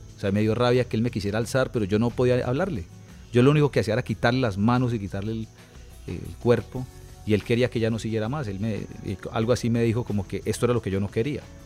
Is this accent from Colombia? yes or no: yes; Bucaramanga, Santander, Colombia; also born or lived in Bogotá; nosotros nos venimos a vivir a Bucaramanga, porque nosotros vivíamos en Bogotá. Nos vinimos cuando yo tenía cuatro años